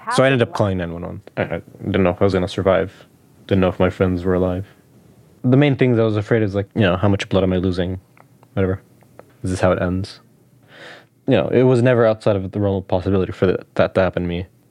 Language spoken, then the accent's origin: English; West Bank, Palestine; moved away; growing up in the West Bank and growing up under occupation, just growing up Palestinian in general